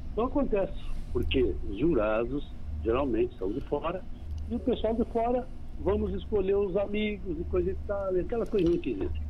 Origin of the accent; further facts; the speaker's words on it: Bagé, Rio Grande do Sul, Brazil; now in Rosário do Sul, Brazil; eu sou natural de Bagé e nascido da cidade, mas criava campo.